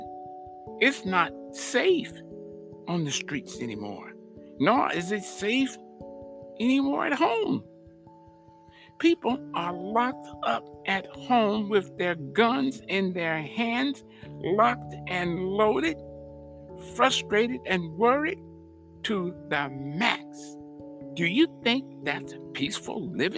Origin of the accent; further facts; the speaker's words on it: United States; we, as American people